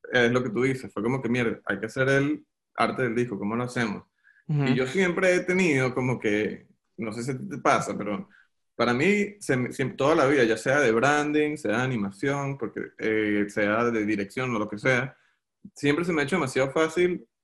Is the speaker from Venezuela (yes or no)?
yes; Venezuela; now in United States; yo cuando estaba en Venezuela, yo me mudé de Venezuela en el 2009 o 2010, hace bastante tiempo. Y cuando llegué a Estados Unidos